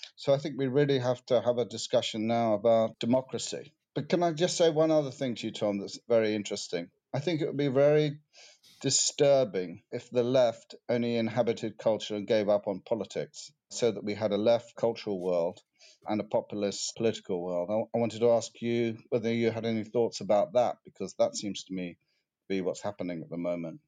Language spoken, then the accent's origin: English; United Kingdom; what makes me British? What do I like about being British? Do I feel British?